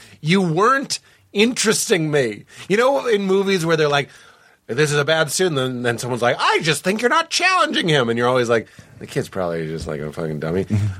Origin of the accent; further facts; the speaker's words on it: Boston, Massachusetts, United States; I'm from Boston. We still use the term retard.